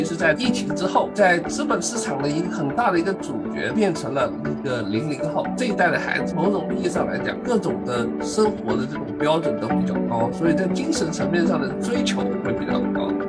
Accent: Shanghai, China; now in Urbana-Champaign, United States; 我们上海话，

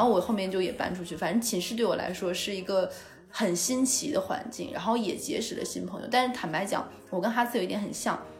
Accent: Jilin, China; moved away as an adult; also born or lived in Wuhan; 我是东北人嘛

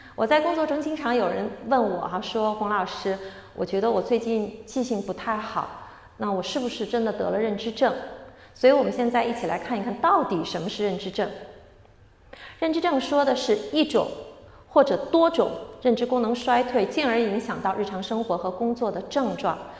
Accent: Shanghai, China; moved away; 我是出生在上海的，我很开心这次有机会回来

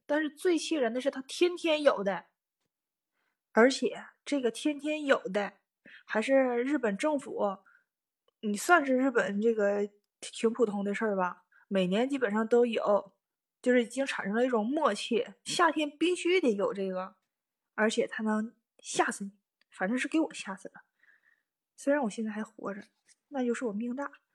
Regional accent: Northeast China, China; moved away as an adult; now in Tokyo, Japan; 我是东北人嘛，冬天和秋天那就特别明显，冷嘛

